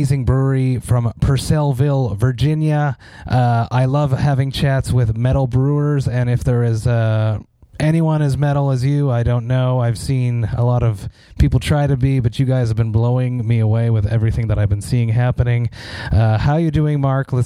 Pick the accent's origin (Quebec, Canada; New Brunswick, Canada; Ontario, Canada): Quebec, Canada; Montreal; I am from Montreal, Quebec, Canada, and here in Quebec